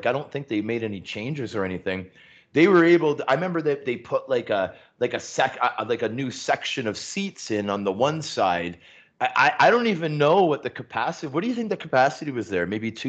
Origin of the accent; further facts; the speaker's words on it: Toronto, Ontario, Canada; I'm growing up in Scarborough. Go to my local high school, right? Pope John Paul II on Military and Morningside.